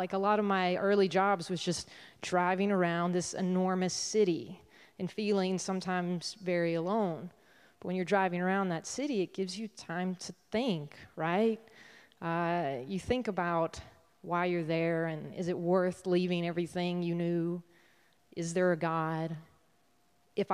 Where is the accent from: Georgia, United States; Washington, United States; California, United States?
Georgia, United States; Adel; moved away; my hometown of Adel, Georgia